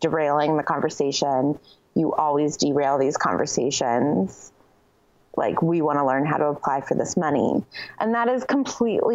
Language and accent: English; Los Angeles, California, United States; moved away as an adult; also born or lived in Boulder / St. Louis / New York; I was born in LA, so you're in my hometown